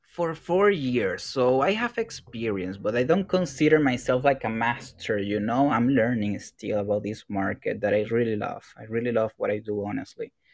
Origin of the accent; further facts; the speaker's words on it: Venezuela; English is a second language; now in Sao Paulo, Brazil; I am from Venezuela, uh, but I'm living here now in Brazil, in Sao Paulo specifically